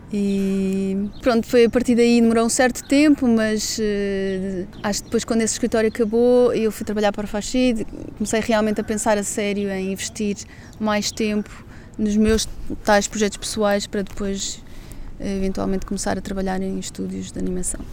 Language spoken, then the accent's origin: Portuguese; Lisbon, Portugal; moved away as an adult; also born or lived in London, United Kingdom; vou voltar para Lisboa, a cidade onde nasci, sempre adorei